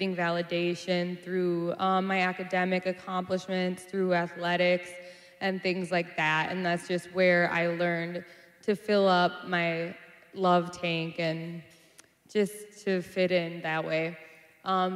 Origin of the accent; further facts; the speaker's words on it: Minneapolis, Minnesota, United States; I'm from South Minneapolis, born and raised.